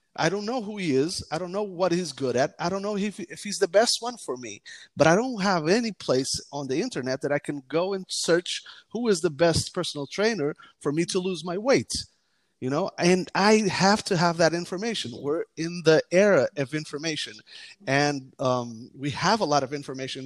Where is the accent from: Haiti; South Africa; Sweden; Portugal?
Portugal; also born or lived in United States; I mainly grew up in Portugal